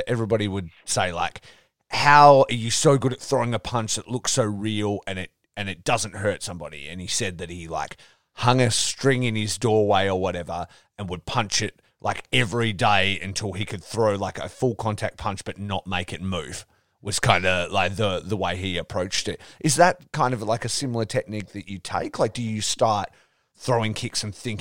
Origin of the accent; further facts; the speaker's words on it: Australia; growing up in Australia